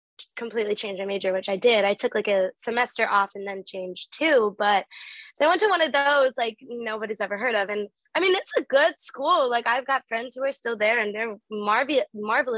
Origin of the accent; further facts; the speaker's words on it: St. Charles, Illinois, United States; moved away; also born or lived in Wisconsin; I lived in the suburbs of Chicago, so like St. Charles area.